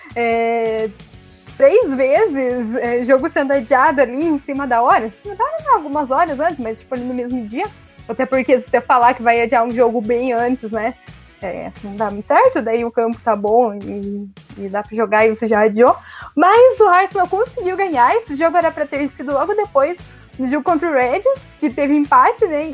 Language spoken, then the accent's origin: Portuguese; Brazil; como bons brasileiros